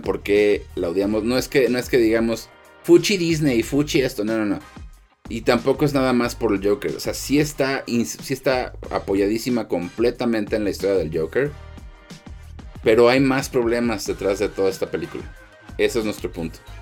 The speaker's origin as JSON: {"language": "Spanish", "country": "Mexico", "said": "soy de México"}